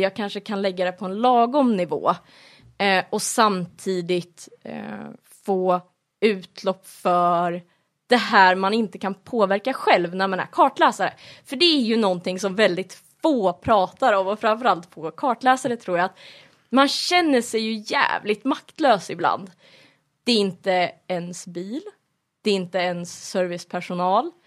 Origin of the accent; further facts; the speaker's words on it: Flen, Södermanland, Sweden; moved away as an adult; now in Kolsva, Sweden; Jag är ju annars ifrån Sörmland, i, utanför Flen har jag bott på landet hela mitt liv.